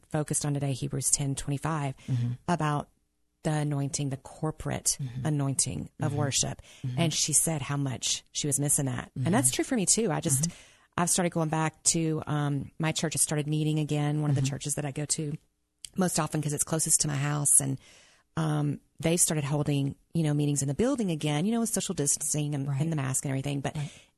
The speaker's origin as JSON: {"language": "English", "region": "the South", "country": "United States", "tie": "born or raised there", "said": "growing up in the South"}